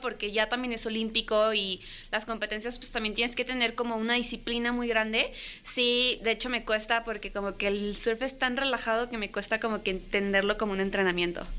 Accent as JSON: {"language": "Spanish", "region": "Michoacán", "country": "Mexico", "tie": "born or raised there", "also_born_or_lived": "Guadalajara, Jalisco", "said": "nací en Guadalajara, después me fui a vivir a Michoacán"}